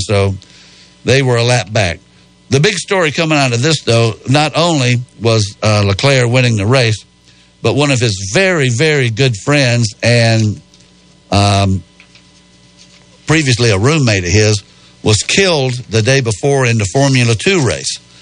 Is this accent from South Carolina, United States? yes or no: yes; Spartanburg, South Carolina, United States; I'm from Spartanburg